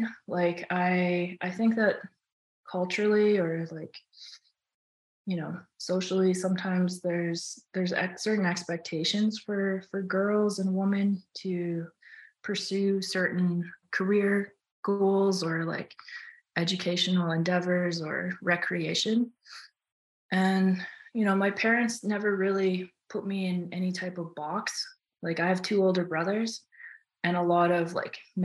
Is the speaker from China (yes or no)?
no; Tadoule Lake, Manitoba, Canada; also born or lived in Churchill, Manitoba; now in Yukon, Canada; I was born in Churchill, Manitoba, and we moved to Tuduli Lake when I think I was two or something. And so all my first memories come from being in Tuduli.